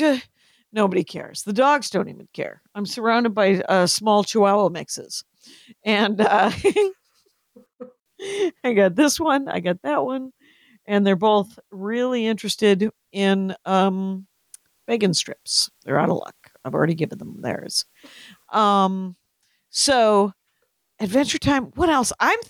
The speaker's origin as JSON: {"language": "English", "region": "Wisconsin", "country": "United States", "tie": "born or raised there", "said": "In Wisconsin."}